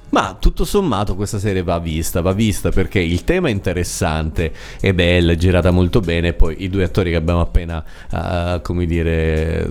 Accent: Sicily, Italy; in Sicilia, da, dalle mie parti

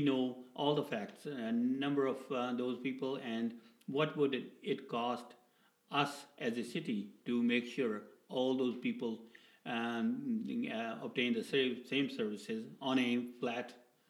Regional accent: Edmonton, Alberta, Canada; I'm from Edmonton.

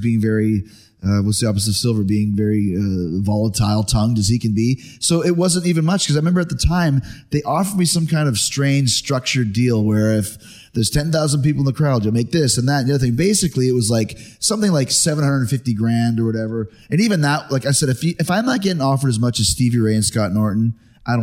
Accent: Winnipeg, Manitoba, Canada; I grew up in Winnipeg, Canada

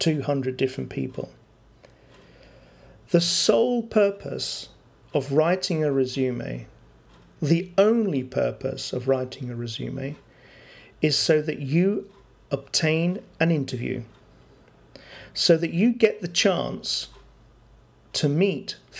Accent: London, United Kingdom; moved away; where I come from in London, people move jobs quite often

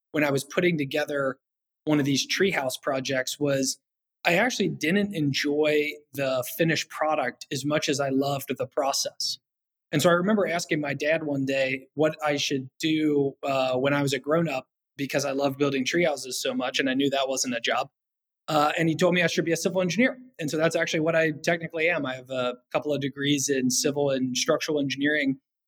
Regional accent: Kentucky, United States; I'm from Kentucky originally. I grew up on top of a big hill

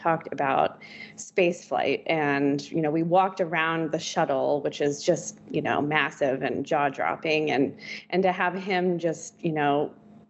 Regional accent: Virginia, United States; Growing up in Virginia, my entire childhood, he was our senator

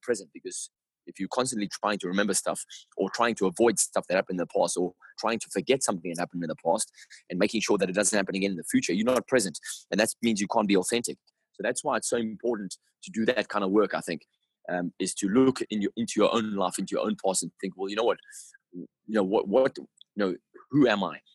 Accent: Durban, KwaZulu-Natal, South Africa; I grew up in South Africa

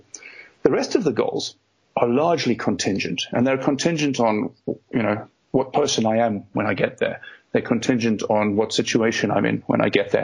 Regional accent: South Africa; moved away as an adult; now in United Kingdom; I grew up in South Africa

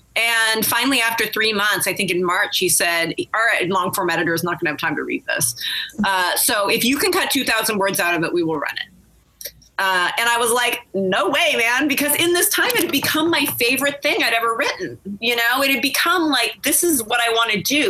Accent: Riverside, California, United States; San Bernardino, California, which is right next door to where I grew up in Riverside

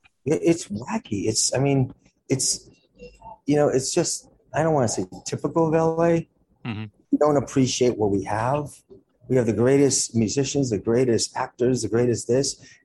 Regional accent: Los Angeles, California, United States; I'm from LA. It's my hometown. I'm born and raised there. I'm most likely will die there. But it's a transient town as much as it is my hometown.

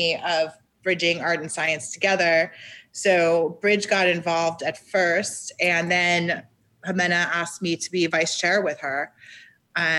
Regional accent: Miami Beach, Florida, United States; moved away as an adult; also born or lived in New York City; Born and raised in Miami Beach.

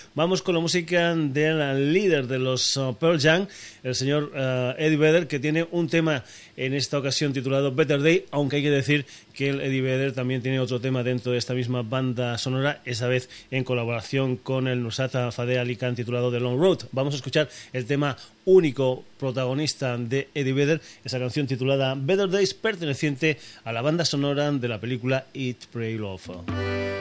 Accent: Burguillos del Cerro, Extremadura, Spain; mi pueblo, mi pueblo que es Hamburguillos del Cerro, en la provincia de Badajoz

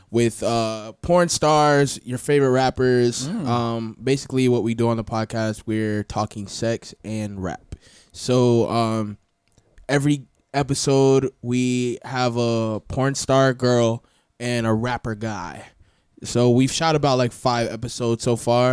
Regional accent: Florida, United States; also born or lived in Atlanta, Georgia / Marietta, Georgia; I'm really from Florida.

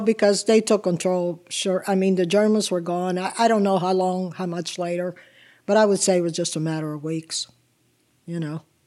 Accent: Swissvale, Pennsylvania, United States; English is a second language; also born or lived in Italy / Chicago / New Jersey; I grew up after we arrived from Italy. I grew up in Swiss Bell

